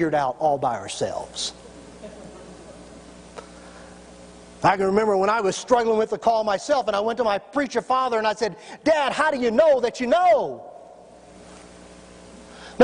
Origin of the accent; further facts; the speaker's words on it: Tennessee, United States; I'm from Tennessee